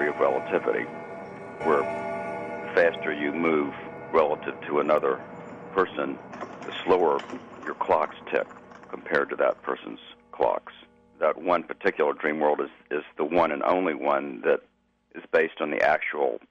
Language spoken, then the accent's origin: English; Memphis, Tennessee, United States; I grew up in Memphis, Tennessee